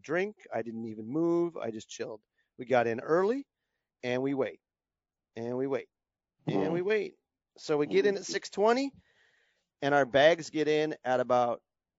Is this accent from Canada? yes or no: yes; Canada; now in United States; I'm a Canadian.